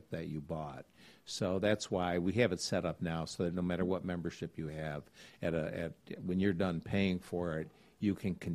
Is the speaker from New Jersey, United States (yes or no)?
no; Elmira, New York, United States; moved away as an adult; now in Gainesville, United States; the city that I'm from, a little town called Elmira, New York